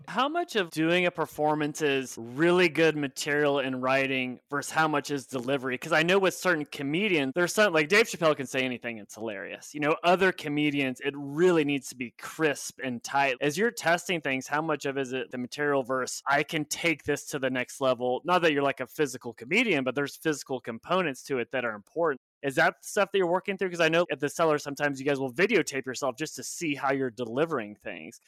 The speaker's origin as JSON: {"language": "English", "region": "Oklahoma", "country": "United States", "also_born_or_lived": "New York", "moved": "yes", "said": "I'm from Oklahoma, and then I moved to New York"}